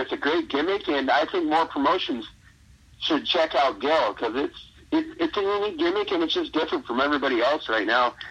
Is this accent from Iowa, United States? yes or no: yes; Watkins, Iowa, United States; growing up in Watkins, Iowa